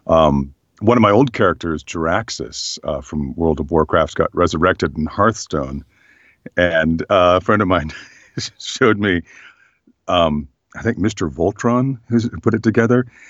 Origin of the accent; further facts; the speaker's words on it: Berkeley, California, United States; I grew up in Berkeley, California